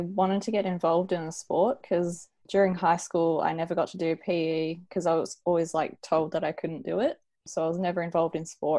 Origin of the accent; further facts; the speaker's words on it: Adelaide, South Australia, Australia; So, I'm from Adelaide and I'm 24.